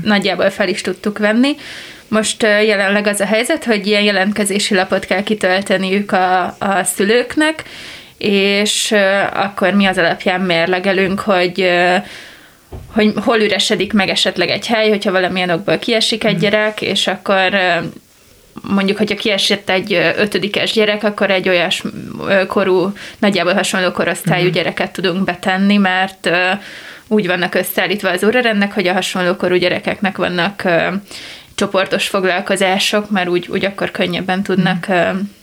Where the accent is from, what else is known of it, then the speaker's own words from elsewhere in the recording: a small village in Baranya County, Hungary; én egy Baranya-megyei kis faluba származom